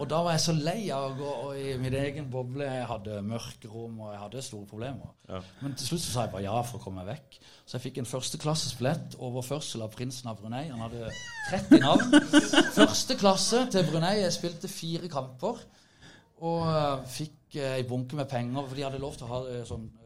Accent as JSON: {"language": "Norwegian", "town": "Kristiansand", "region": "Agder", "country": "Norway", "tie": "born or raised there", "said": "Jeg har vokst opp i Kuholmen, 100 meter fra Start, og jeg har vokst opp med Starthallen."}